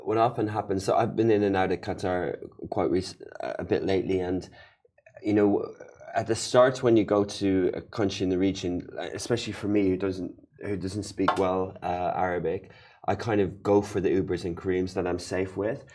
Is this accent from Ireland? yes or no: yes; Ireland; moved away; my home country, Ireland